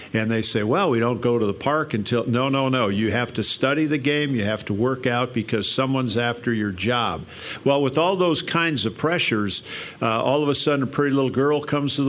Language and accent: English; Grafton, Wisconsin, United States; I grew up, like you mentioned, in Grafton